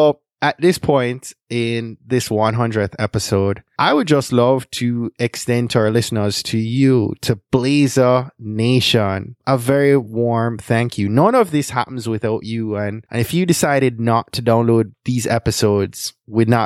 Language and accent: English; Jamaica; now in United States; growing up in Jamaica in the 80s and 90s